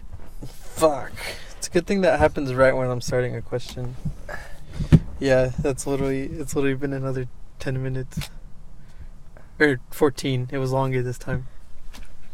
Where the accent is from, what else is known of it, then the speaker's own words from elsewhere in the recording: Upland, California, United States; now in Chino, United States; I was born in Upland.